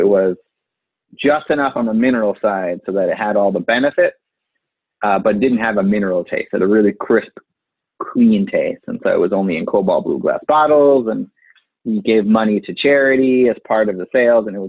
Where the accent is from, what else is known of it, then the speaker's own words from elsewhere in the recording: Indiana, United States; moved away; I'm from Indiana. I go back every once in a while with my parents